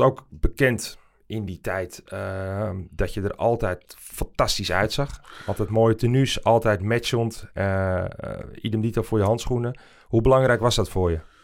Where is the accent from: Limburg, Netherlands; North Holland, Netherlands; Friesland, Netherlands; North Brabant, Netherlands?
North Holland, Netherlands; wij hebben allebei het geluk dat wij uit Noord-Holland komen